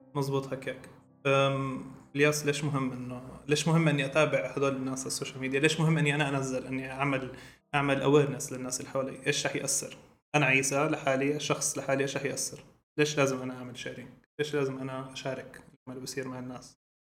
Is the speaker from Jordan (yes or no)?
yes; Jordan; عندنا بالاردن